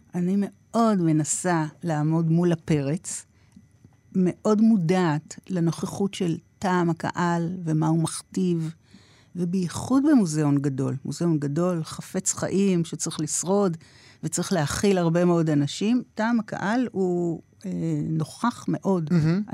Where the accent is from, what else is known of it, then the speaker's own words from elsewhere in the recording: Tel Aviv, Tel Aviv District, Israel; גדלתי ברמת אביב mm-hmm. של שנות ה-60